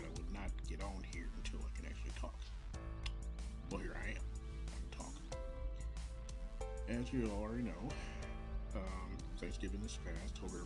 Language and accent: English; Kansas City, Missouri, United States; from Kansas City, Missouri, my hometown.